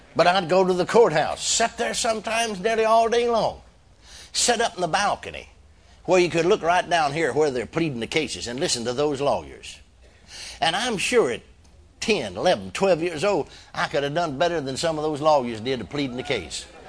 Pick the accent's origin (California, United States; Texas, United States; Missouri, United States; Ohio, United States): Texas, United States; McKinney; my hometown of McKinney, Texas